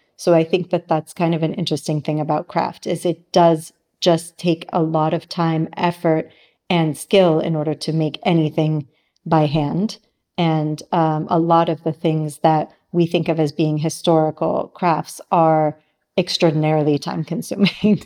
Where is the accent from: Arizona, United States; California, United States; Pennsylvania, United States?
California, United States; San Diego; moved away as an adult; also born or lived in New York / Milan; now in Sardinia, Italy; I grew up in San Diego and I lived in New York my whole adult, adult life until I moved to Milan with Ivano